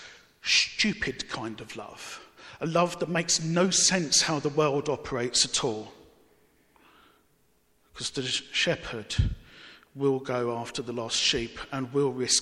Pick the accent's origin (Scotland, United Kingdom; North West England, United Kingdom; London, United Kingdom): London, United Kingdom; Barking; Growing up in Barking